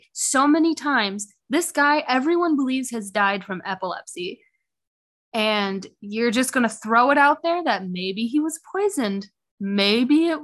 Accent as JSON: {"language": "English", "region": "Illinois", "country": "United States", "said": "I'm from Illinois"}